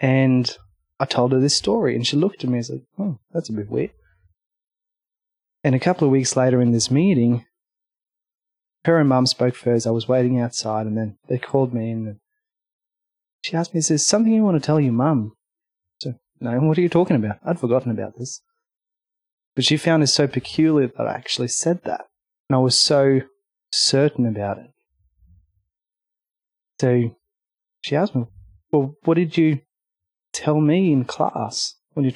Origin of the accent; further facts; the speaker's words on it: Norway; moved away as an adult; now in Australia; I was born in Norway, up in the mountains